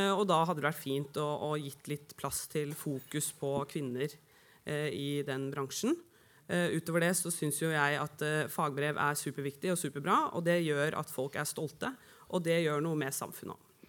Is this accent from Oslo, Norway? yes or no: yes; Oslo, Norway; og er glad for at jeg ble født der. Har bodd på Grünerløkka og Vålerenga